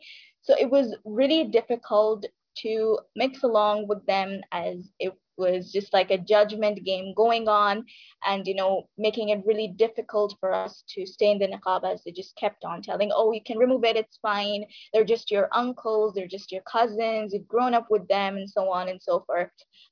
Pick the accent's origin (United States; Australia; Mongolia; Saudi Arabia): Saudi Arabia; now in India; So to begin with, I was born and raised in Saudi Arabia. So, but I'm originally from India. Then I moved back here to India to complete my further education.